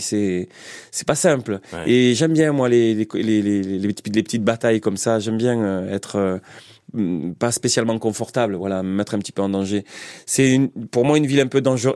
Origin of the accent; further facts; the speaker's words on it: Marseille, Provence-Alpes-Côte d'Azur, France; accent: Marseillais; moved away as an adult; also born or lived in Paris; j'arrive quoi de, Marseille, donc j'ai un accent assez, assez prononcé